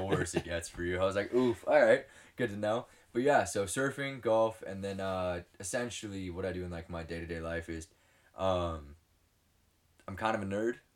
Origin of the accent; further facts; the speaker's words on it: Southern California, United States; I was born and raised in Southern California.